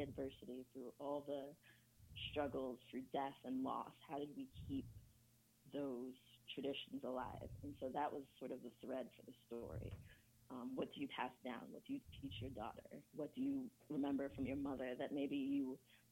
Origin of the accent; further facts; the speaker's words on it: United States; also born or lived in England / Ghana; I was born in England, grew up in America. My parents are from Ghana